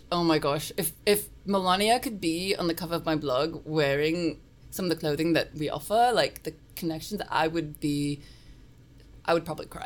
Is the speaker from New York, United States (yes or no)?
yes; New York, United States; born there; also born or lived in Australia; I was born. I was born here in New York.